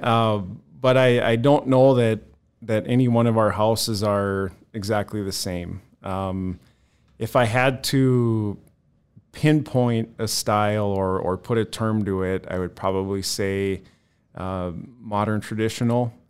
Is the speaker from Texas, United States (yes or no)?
no; Bismarck, North Dakota, United States; also born or lived in Mandan; I was born and raised in Bismarck, Mandan